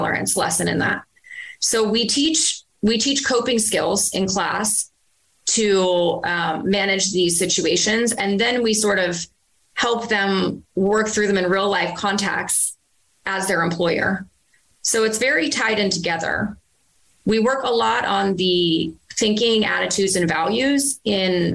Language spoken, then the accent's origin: English; Virginia, United States; moved away; I was in my hometown in Virginia